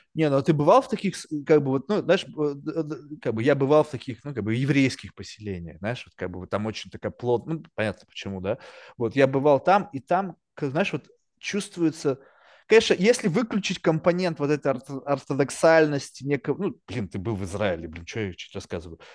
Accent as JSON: {"language": "Russian", "country": "Russia", "tie": "born or raised there", "also_born_or_lived": "Manhattan, New York", "moved": "yes", "lives_now": "New York, United States", "said": "я родился в России, не то чтобы я родился там в Москве или в Санкт-Петербурге, тоже родился в какой-то там жопе"}